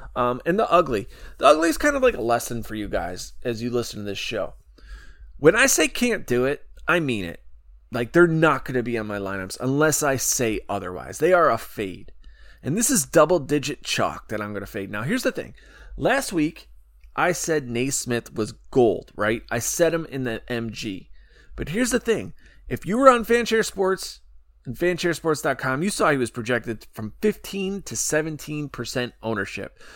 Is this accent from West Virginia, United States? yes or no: no; Chicago, Illinois, United States; Illinois, Chicago, my hometown